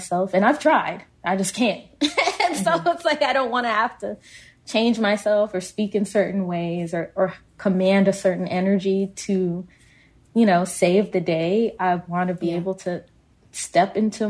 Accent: Kansas, United States; we're both from Kansas.

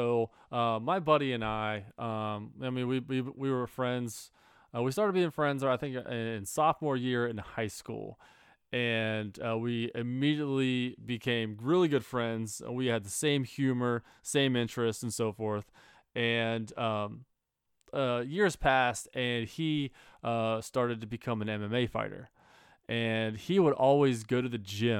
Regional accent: Cincinnati, Ohio, United States; because of I'm from Cincinnati and that's the Bengals.

